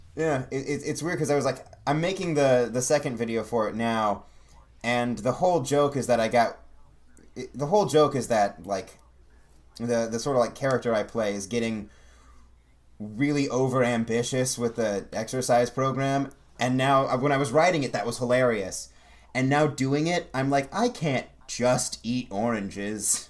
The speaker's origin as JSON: {"language": "English", "region": "Ohio", "country": "United States", "moved": "as an adult", "lives_now": "Hollywood, United States", "said": "I'm originally from Ohio"}